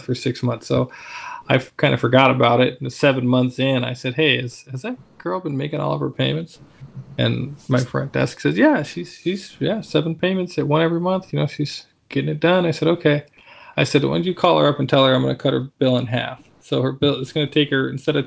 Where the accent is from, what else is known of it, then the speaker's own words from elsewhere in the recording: Alaska, United States; moved away; I'm from Alaska